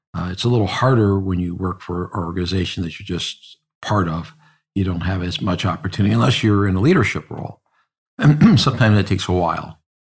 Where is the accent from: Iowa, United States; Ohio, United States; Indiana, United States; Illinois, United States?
Ohio, United States; South Euclid; also born or lived in Collinwood, Cleveland; I was born in the inner city, uh, in a neighborhood called Collinwood. And I moved out as a little baby and moved to South Euclid. And then I grew up in South Euclid.